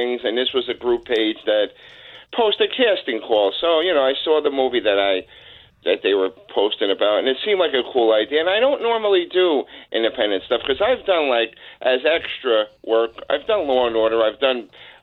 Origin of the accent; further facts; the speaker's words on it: Newark, New Jersey, United States; I'm from Newark